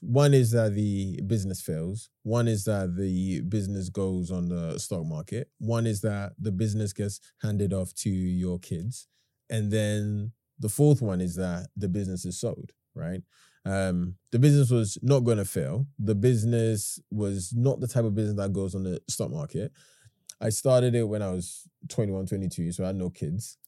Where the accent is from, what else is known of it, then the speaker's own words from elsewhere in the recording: London, United Kingdom; also born or lived in Ghana; I was born in Hackney in nineteen ninety-four. I went to live in Ghana for ten years. I came back here when I was, what, ten?